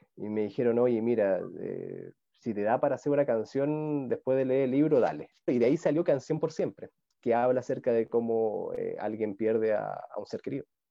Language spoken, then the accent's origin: Spanish; Talca, Maule, Chile; now in Santiago, Chile; la, ciudad que yo soy de Talca, que queda como tres horas al sur de Santiago